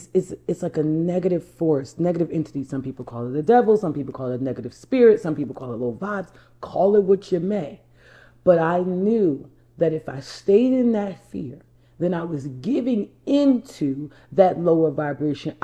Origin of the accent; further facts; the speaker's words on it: New Jersey, United States; I'm from New Jersey. I'm a Jersey girl.